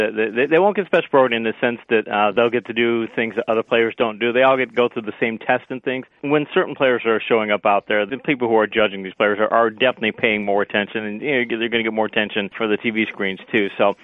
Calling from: Florida, United States; I am in America. I'm just outside of Orlando, just north of Walt Disney World.

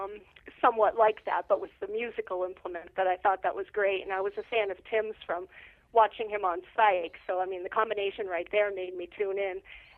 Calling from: Massachusetts, United States; I'm calling from Massachusetts.

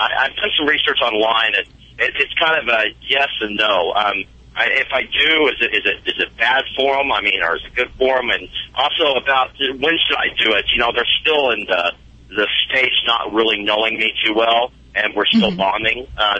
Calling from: Lodgepole, Nebraska, United States; Lodgepole, Nebraska.

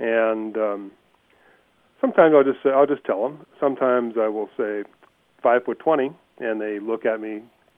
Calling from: Ruidoso, New Mexico, United States; Ruidoso, New Mexico.

